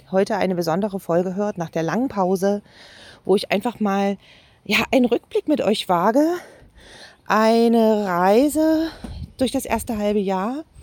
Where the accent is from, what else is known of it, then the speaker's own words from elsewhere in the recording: Jena, Thuringia, Germany; Eine Terrasse mit dem Blick weit über meine Heimatstadt Jena.